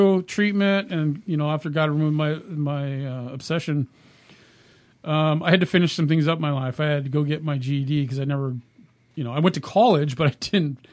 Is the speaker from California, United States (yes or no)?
yes; California, United States; moved away as an adult; also born or lived in Minnesota; now in Oregon, United States; We're originally from California